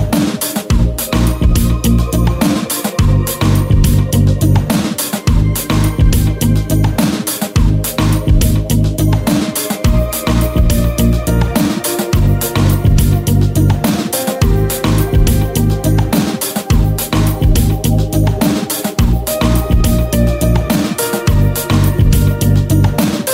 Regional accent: Jacksonville, Florida, United States; also born or lived in Chicago; I'm on the top of the Independent Life Building. It's that weird-looking building in the center of downtown Jacksonville.

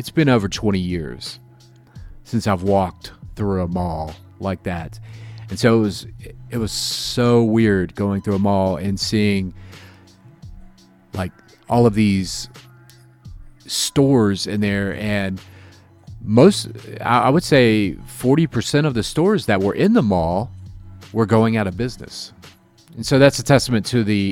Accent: Jacksonville, Florida, United States; now in Chicago, United States; I'm from Jacksonville

